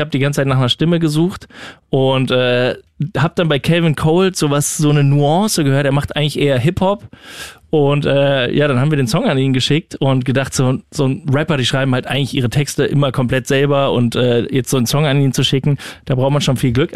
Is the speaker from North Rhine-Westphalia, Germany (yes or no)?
yes; Düsseldorf, North Rhine-Westphalia, Germany; moved away; in der Heimat, wo ich herkomme, in Düsseldorf